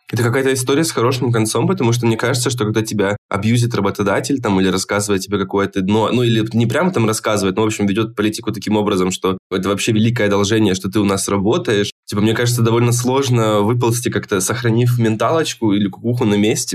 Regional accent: Krasnodar, Krasnodar Krai, Russia; я из Краснодара, там работал в Краснодаре

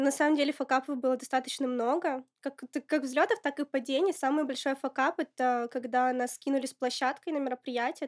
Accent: Apatity, Murmansk Oblast, Russia; moved away as an adult; now in Moscow, Russia; Я родилась в Апатитах, это Мурманская область.

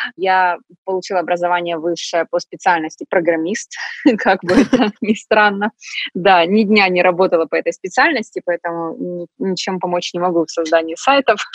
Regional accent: Donetsk, Donetsk Oblast, Ukraine; moved away as an adult; also born or lived in Kyiv, Ukraine; я из Донецка, мы больше все-таки русскоязычные

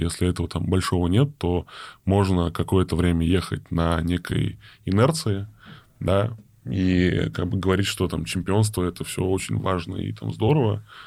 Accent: Saint Petersburg, Russia; now in Moscow, Russia; я из Питера, я очень хотел вернуться, там, сам там в Петербург

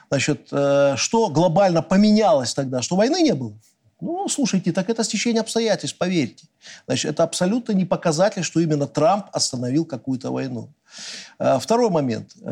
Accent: Belarus; Мы никогда белорусы зла не желали. От себя, как белорусский политик, я скажу одно.

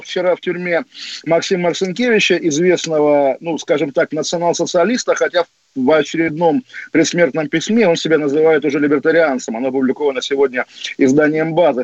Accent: Russia; now in London, United Kingdom; я русский в Лондоне, естественно, в Лондоне мое русское национальное чувство цветет

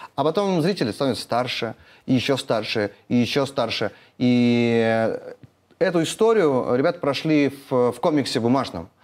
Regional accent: Naryan-Mar, Nenets Autonomous Okrug, Russia; Я вырос на Крайнем Севере, там у нас как бы не было такой, знаете, а такой очень э, город Нарьянмар

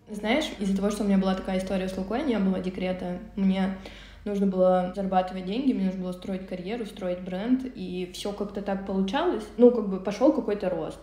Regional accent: Omsk, Omsk Oblast, Russia; moved away; я из Омска, из Сибири, родилась в городе Омске, там зимой минус 35

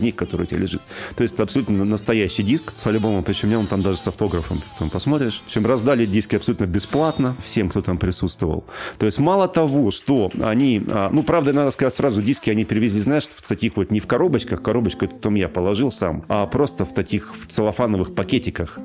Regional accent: Omsk, Omsk Oblast, Russia; я из Омска

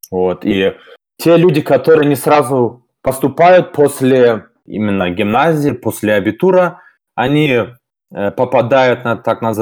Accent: Germany; first language Russian; moved away as an adult; now in Saint Petersburg, Russia; мне 26 лет. Родился и вырос в Германии. Вот в 2016 году решил по обстоятельствам, можно сказать, переехать э, в Санкт-Петербург.

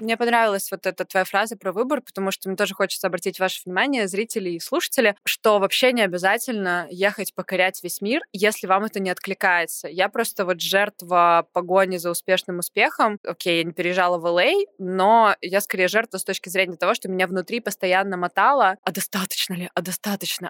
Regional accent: Saint Petersburg, Russia; я из Питера

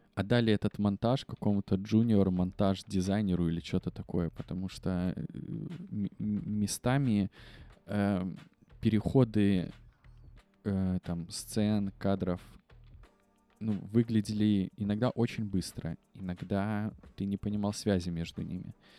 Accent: Belarus; все мы, белорусы

